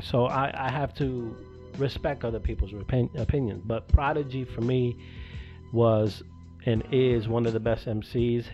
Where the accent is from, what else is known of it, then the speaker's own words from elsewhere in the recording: New York City, New York, United States; I grew up New York, obviously. Brooklyn, I'm from Brooklyn